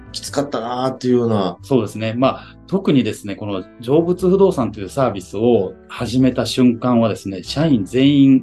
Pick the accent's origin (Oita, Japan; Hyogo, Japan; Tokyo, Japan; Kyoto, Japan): Hyogo, Japan; moved away as an adult; also born or lived in Kobe / Yokohama; 私、兵庫県出身なんですけども、阪神淡路大震災が一番のきっかけでして